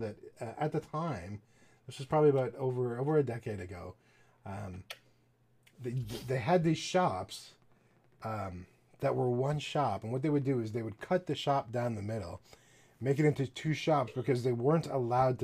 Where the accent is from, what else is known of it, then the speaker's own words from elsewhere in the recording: Canada; I don't say this as a Canadian.